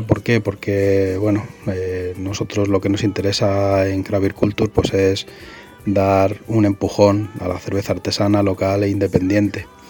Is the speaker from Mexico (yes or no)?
no; Spain